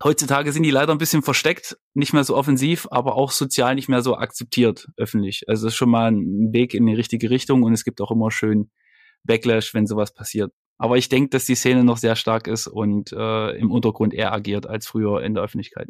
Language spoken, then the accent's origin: German; Leipzig, Saxony, Germany; Ich komme ja aus Leipzig